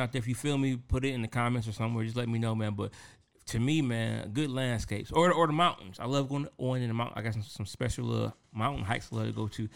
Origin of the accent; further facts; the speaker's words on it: Detroit, Michigan, United States; I'm from Detroit